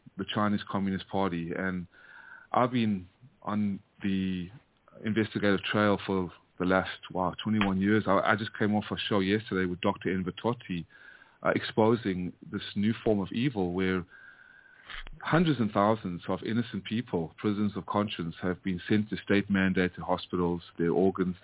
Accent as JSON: {"language": "English", "country": "South Africa", "tie": "born or raised there", "also_born_or_lived": "United States", "moved": "yes", "lives_now": "Vietnam", "said": "born and raised in South Africa after my family fled the Nazis and the Holocaust from Hungary and Ukraine, fled to South Africa, and then that's where I was born, and then raised in America for 25 years"}